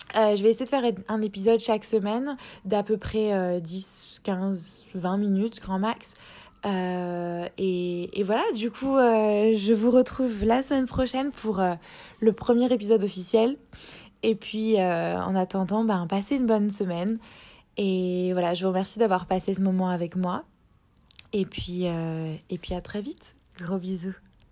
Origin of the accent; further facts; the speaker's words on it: Strasbourg, Grand Est, France; moved away as an adult; now in Sydney, Australia; je suis originaire de France, à la base de Strasbourg